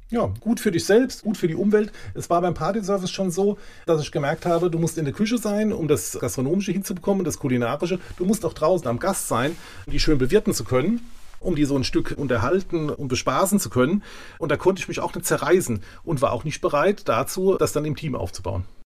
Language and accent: German; Selzen, Rhineland-Palatinate, Germany; also born or lived in Mainz; now in Undenheim, Germany; von Anfang an in Selsen aufgewachsen und dort auch mit wenigen Monaten Ausnahme bis zum 29. Lebensjahr gelebt